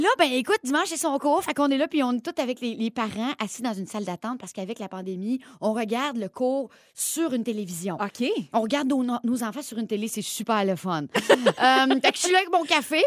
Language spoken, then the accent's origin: French; Drummondville, Quebec, Canada; accent: Drummondville; mon bon québécois et mon accent de Drummondville